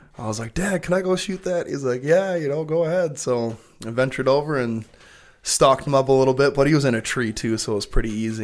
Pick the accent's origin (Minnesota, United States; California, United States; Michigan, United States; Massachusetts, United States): Michigan, United States; Belding; We grew up in Belding